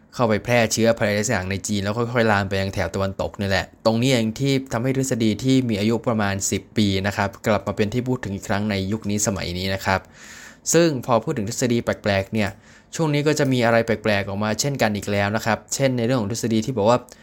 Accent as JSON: {"language": "Thai", "country": "Thailand"}